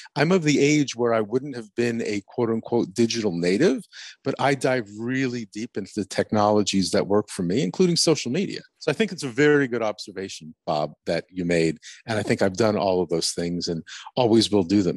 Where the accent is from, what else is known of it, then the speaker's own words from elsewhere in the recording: Montreal, Quebec, Canada; moved away as an adult; also born or lived in Germany; we ended up in Montreal, my hometown